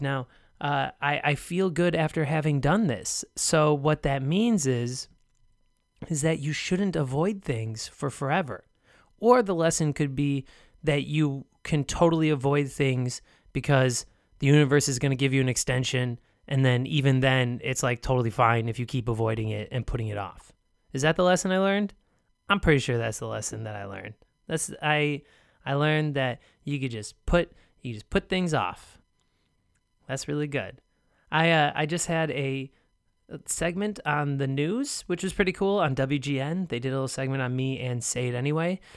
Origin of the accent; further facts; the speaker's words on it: United States; I'm American